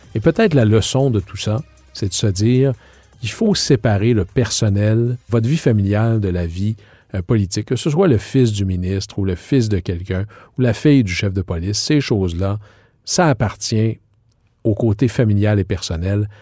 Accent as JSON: {"language": "French", "region": "Quebec", "country": "Canada", "said": "chez nous au Québec."}